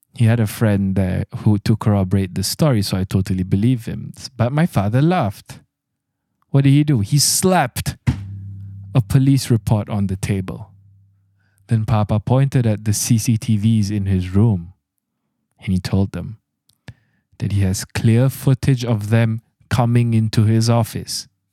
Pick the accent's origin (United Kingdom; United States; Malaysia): Malaysia; I'm your Malaysian host